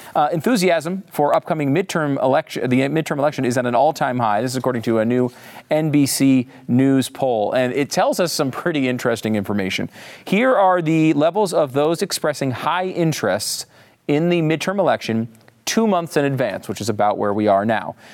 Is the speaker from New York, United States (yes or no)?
no; Connecticut, United States; now in Texas, United States; I live in Texas, and everybody says y'all, but I'm from Connecticut